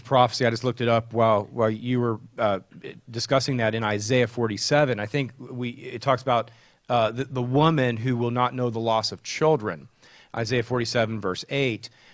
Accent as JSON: {"language": "English", "region": "Texas", "country": "United States", "tie": "born or raised there", "moved": "yes", "lives_now": "Charlotte, United States", "said": "Texas, my home state"}